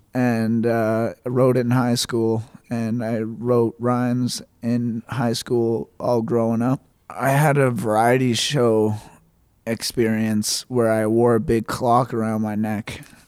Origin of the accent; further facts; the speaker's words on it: Miramichi, New Brunswick, Canada; moved away as an adult; also born or lived in Calgary, Alberta / Edmonton, Alberta; I'm 24 years old. I grew up in Miramichi, Newcastle. I'm a Christian. I have two non-believing parents. Mm-hmm. I spent a little bit of time out west in Calgary